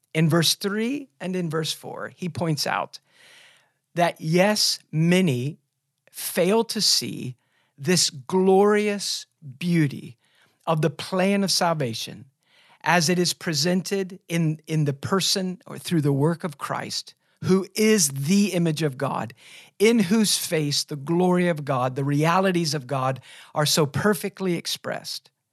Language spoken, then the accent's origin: English; United States; us as American evangelicals